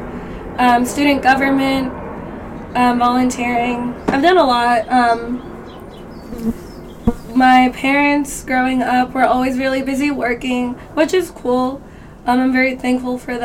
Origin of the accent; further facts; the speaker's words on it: Glendale, California, United States; moved away as an adult; also born or lived in Riverside, United States; now in Moreno Valley, United States; I grew up in Glendale for the majority of my life